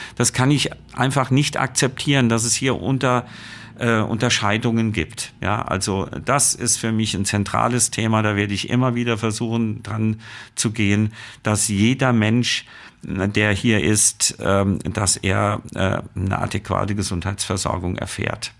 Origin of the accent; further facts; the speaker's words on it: Germany; bei uns in Deutschland